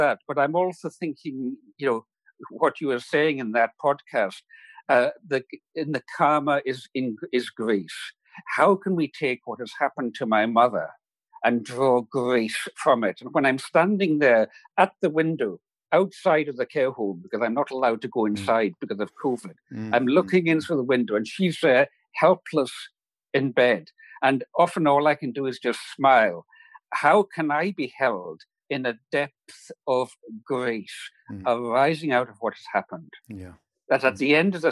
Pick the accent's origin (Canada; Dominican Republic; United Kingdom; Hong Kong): United Kingdom; Isle of Lewis, Scottish Outer Hebrides, Scotland; the island where I was raised in the Scottish Outer Hebrides